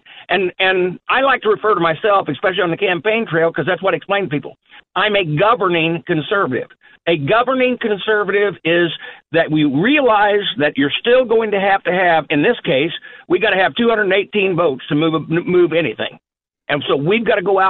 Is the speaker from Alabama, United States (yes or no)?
no; Murphysboro, Illinois, United States; My hometown of Murfreesboro, when I was a kid growing up, was 12,000 people